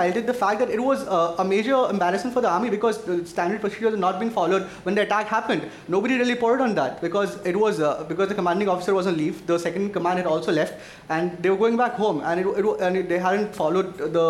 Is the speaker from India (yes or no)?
yes; Assam, India; I come from Assam.